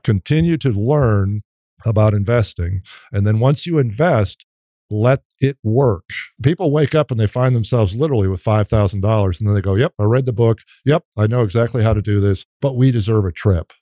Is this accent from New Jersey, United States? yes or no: no; Minnesota, United States; moved away as an adult; now in College Station, United States; I'm from Minnesota, and I came here on a dance scholarship.